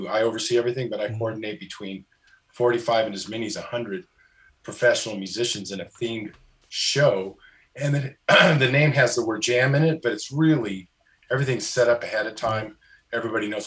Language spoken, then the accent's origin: English; California, United States; I'm from California